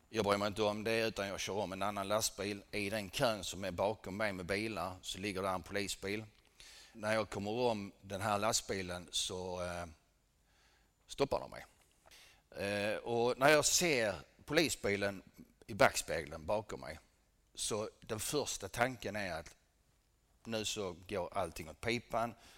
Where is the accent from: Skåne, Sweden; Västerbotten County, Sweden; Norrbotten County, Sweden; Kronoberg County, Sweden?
Skåne, Sweden; Helsingborg; Jag föddes här i Helsingborg 1963